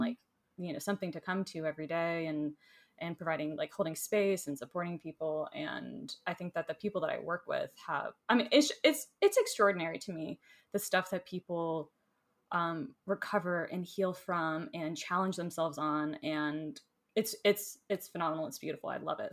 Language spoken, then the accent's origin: English; Florida, United States; now in Asheville, United States; I grew up in Florida, so I love warm weather.